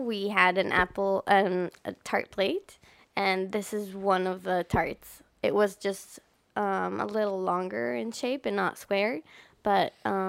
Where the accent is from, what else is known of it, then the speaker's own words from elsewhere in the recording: Ovda, Israel; also born or lived in Hatzerim / Re'ut; I was born in Ovda, which is an air base.